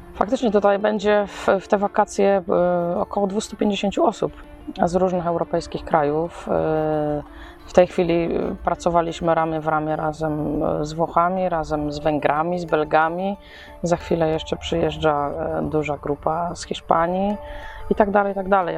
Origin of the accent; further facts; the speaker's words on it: Poland; jestem z Polski